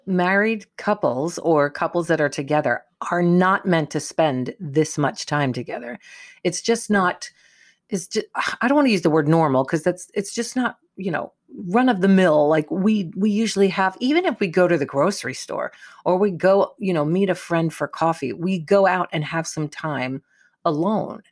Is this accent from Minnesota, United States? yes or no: no; New York, United States; moved away; growing up in New York